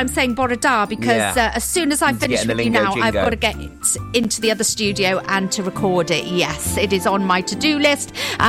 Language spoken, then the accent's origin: English; Welsh, Wales, United Kingdom; I am Welsh, you see. I am Welsh.